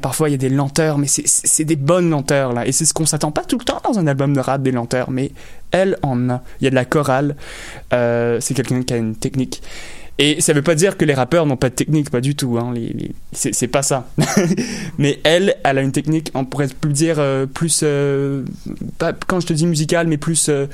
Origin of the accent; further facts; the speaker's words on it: Longueuil, Quebec, Canada; also born or lived in LaSalle, Montreal; je suis né à La Salle. J'ai grandi à Longueuil.